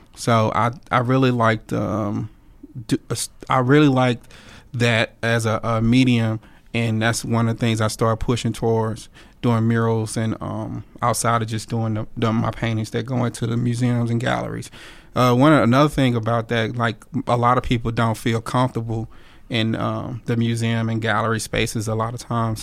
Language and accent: English; Monroe, Louisiana, United States; I was born and raised in Monroe, Louisiana which is uh, North Louisiana